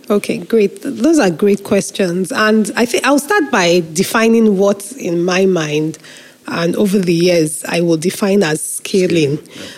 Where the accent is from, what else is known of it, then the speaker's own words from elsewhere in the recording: Nigeria; I am a Nigerian patriot, as they say, you know, through and through, because I have no other country than